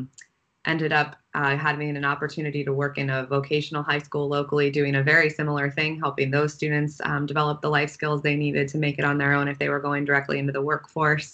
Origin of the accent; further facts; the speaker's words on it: Wooster, Ohio, United States; I grew up in Worcester, Ohio, so close to where I think you both are.